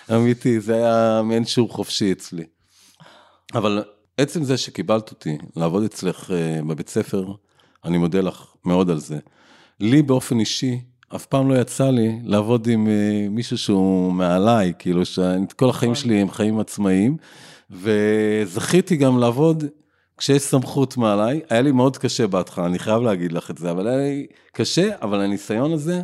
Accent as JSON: {"language": "Hebrew", "town": "Ra'anana", "region": "Central District", "country": "Israel", "tie": "born or raised there", "said": "אני מאוד אוהב את העיר, נולדתי בה"}